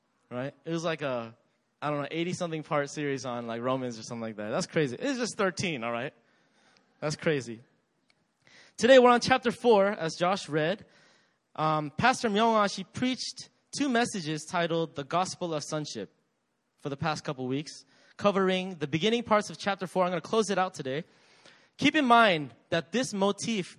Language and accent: English; United States; I grew up in America